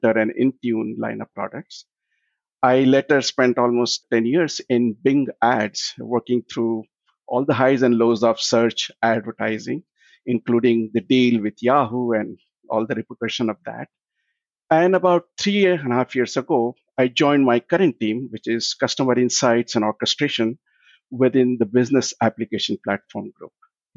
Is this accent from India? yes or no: yes; India; moved away as an adult; also born or lived in Sydney, Australia; now in United States; I was born and I grew up in India